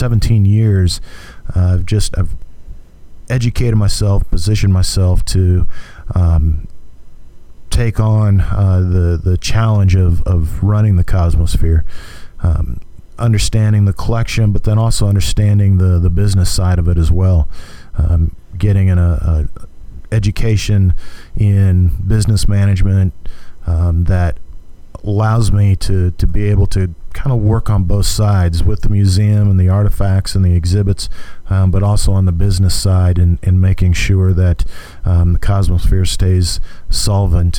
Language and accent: English; Hutchinson, Kansas, United States; I'm from Hutchinson originally, and so when I'd come back and visiting my hometown during breaks